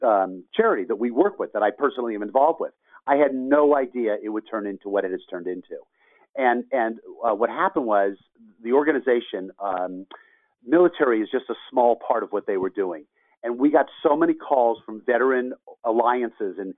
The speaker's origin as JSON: {"language": "English", "town": "Los Angeles", "region": "California", "country": "United States", "tie": "born or raised there", "said": "I'm from Los Angeles, born and raised, and went to USC"}